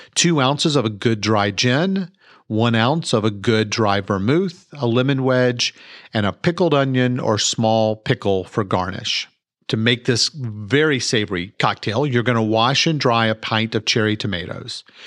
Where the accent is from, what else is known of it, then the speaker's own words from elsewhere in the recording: Mansfield, Texas, United States; I was born and raised here in Mansfield, Texas.